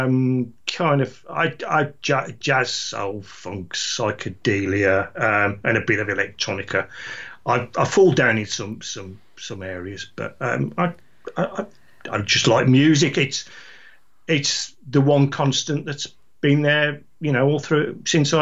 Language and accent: English; Lichfield, West Midlands, United Kingdom; I'm nearer to Lichfield, which is a bit more genteel